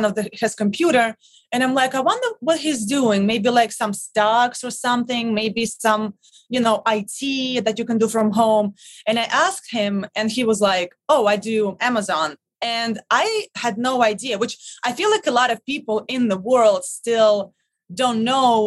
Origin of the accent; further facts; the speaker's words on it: Russia; English is a second language; moved away as an adult; now in New York City, United States; I'm originally from Russia